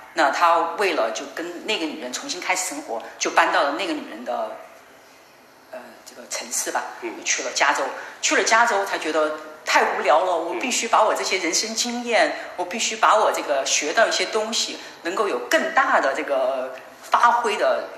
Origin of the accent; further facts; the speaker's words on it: Changde, Hunan, China; moved away; 我曾经带他回我的家乡，也有藏德保卫战